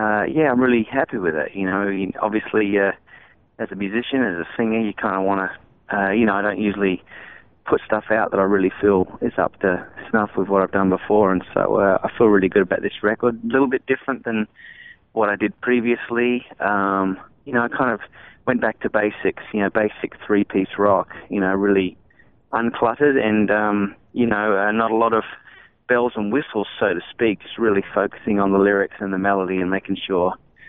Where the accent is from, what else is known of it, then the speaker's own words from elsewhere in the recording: Australia; I think growing up in Aussie as a kid, you know, your first allegiance was to Aussie bands.